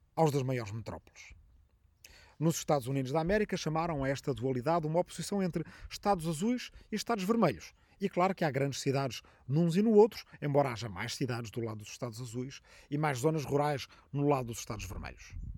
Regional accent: Arrifano, Ribatejo, Portugal; na minha aldeia de Arrifano, no Ribatejo

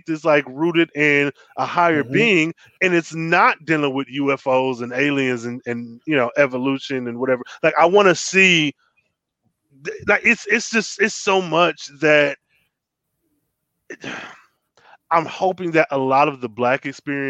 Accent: Michigan, United States; I am from Michigan. Detroit was only mm-hmm. 40 minutes from my hometown.

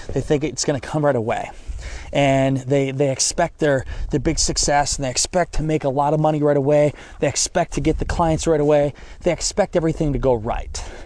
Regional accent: Northeast Iowa, United States; moved away as an adult; now in Orlando, United States; I grew up in Northeast Iowa

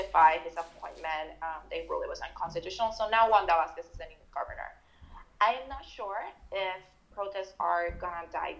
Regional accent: Puerto Rico; I was born in Puerto Rico and grew up there

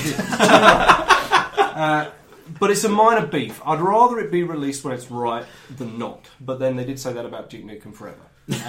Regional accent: Peckham, London, United Kingdom; I'm from Peckham, actually. Originally.

